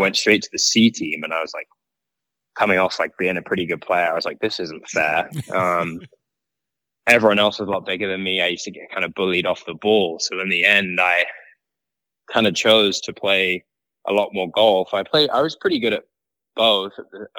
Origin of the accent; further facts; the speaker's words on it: Woking, South East England, United Kingdom; Yeah, it was exactly that for me. My dad's a big golfer, and I actually live, so my house is off the 18th green at Woking Golf Cl